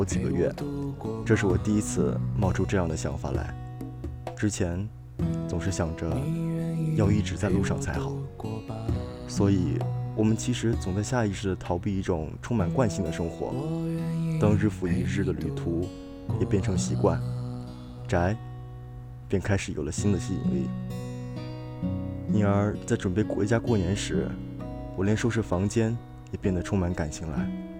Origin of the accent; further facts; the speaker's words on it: Huainan, Anhui, China; now in Beijing, China; 回到北京的家中不到一周，又继续高铁回到了我的故乡淮南。